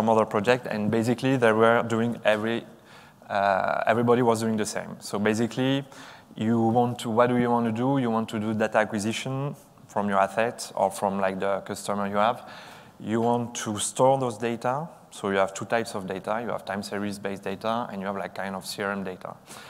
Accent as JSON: {"language": "English", "country": "France", "said": "I'm from France"}